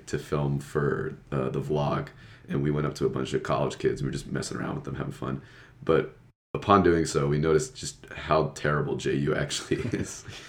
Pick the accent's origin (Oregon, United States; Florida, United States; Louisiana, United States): Florida, United States; Daytona Beach; moved away as an adult; now in Jacksonville, United States; I'm a bio major here at UNF. I vlog on the side, and I'm from Daytona Beach, Florida.